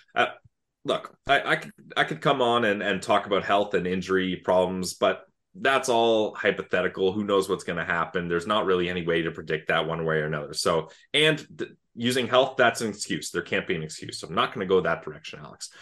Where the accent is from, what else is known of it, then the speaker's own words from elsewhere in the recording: Canada; I grew up outside of Ottawa